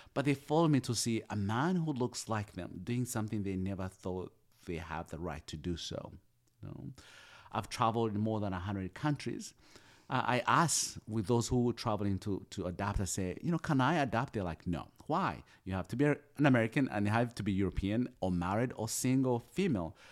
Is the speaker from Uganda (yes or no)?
yes; Uganda; moved away as an adult; also born or lived in Kampala, Uganda; now in United States; I come from Uganda, we are colonized by the British.